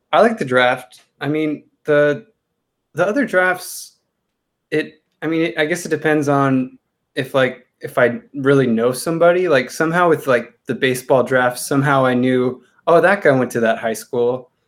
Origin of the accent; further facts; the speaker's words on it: Chino Hills, California, United States; I grew up in Chino Hills